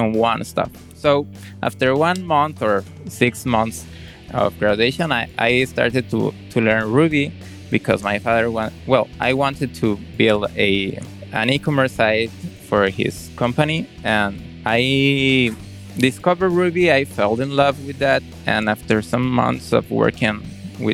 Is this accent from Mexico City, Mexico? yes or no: no; Monterrey, Nuevo León, Mexico; I'm from Monterrey, Mexico